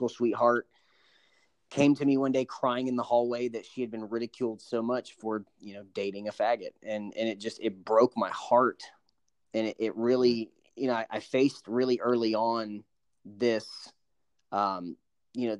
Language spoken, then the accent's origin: English; Panama City, Florida, United States; I'm from Panama City, Florida